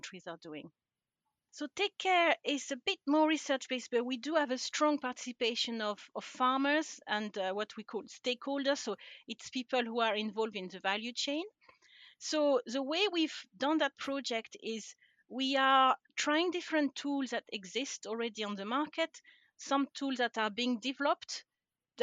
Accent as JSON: {"language": "English", "country": "France", "also_born_or_lived": "United Kingdom", "second_language": "English", "moved": "as an adult", "lives_now": "Scotland, United Kingdom", "said": "So I'm originally from France. And I don't think I've lost my accent after all these years."}